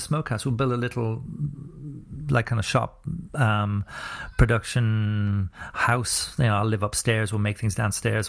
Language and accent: English; Ireland; also born or lived in New Zealand